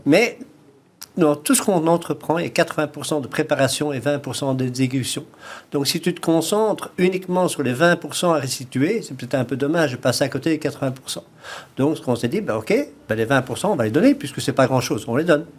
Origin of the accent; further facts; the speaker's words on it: Belgium; accent: Belgian; moved away as an adult; also born or lived in south of France; now in France; j'ai un petit accent un peu belge